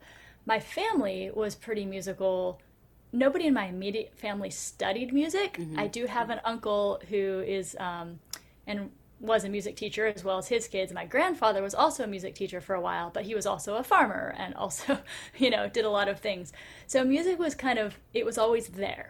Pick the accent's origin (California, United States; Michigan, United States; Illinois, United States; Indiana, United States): California, United States; Cupertino; now in San Diego, United States; I grew up south of San Francisco in a small town called Cupertino, which you might have heard of because that's the home of Apple Computer